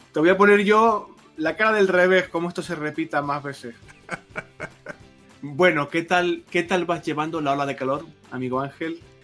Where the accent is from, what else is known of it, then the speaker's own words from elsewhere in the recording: Canary Islands, Spain; moved away; yo soy de Canarias